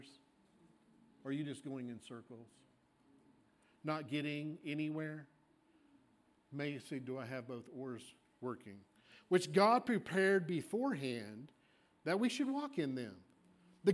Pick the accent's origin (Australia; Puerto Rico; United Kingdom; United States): United Kingdom; Scotland; I am a Scot. I'm Scottish.